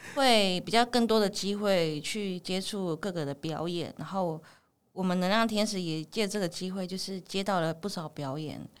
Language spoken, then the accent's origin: Chinese; Taiwan; 我们自己原住民的特色